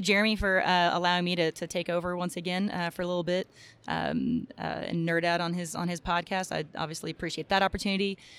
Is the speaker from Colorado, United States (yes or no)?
no; Texas, United States; I'm from Texas, so we have drill team, color guard